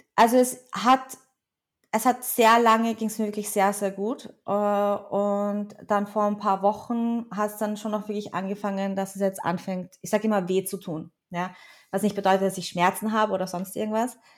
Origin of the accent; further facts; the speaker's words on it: Vienna, Austria; ich bin halt in Wien auch wirklich aufgewachsen. Zwar nicht hier geboren, aber in Wien aufgewachsen